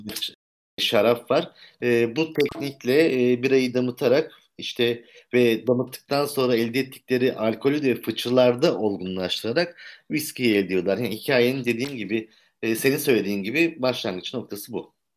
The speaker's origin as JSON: {"language": "Turkish", "region": "Istanbul", "country": "Turkey", "said": "1971 doğumluyum, İstanbulluyum"}